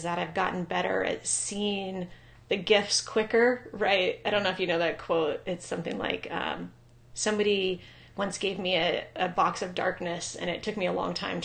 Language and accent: English; Ojai, California, United States; also born or lived in Maui, Hawaii / San Diego, California / Bellingham, Washington / Olympic Peninsula, Washington; now in Bend, United States; I am originally from Southern California. I grew up in a little town called Ojai, right outside of Santa Barbara